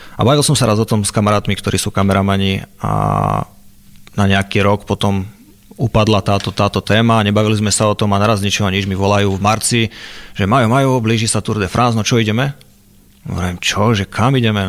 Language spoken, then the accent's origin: Slovak; Liptov, Žilina Region, Slovakia; od malička som jazdil vlastne v nízkych Tatrách, keďže som z Liptova